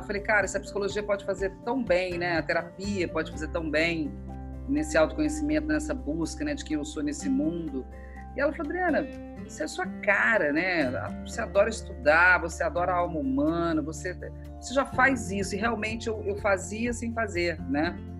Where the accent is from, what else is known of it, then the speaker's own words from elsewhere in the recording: Minas Gerais, Brazil; moved away as an adult; also born or lived in São Paulo; now in Rio de Janeiro, Brazil; Eu sou mineira